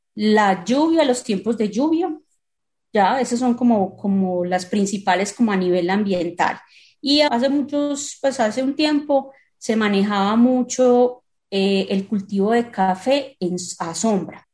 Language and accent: Spanish; Colombia; now in Medellín, Colombia; como país productor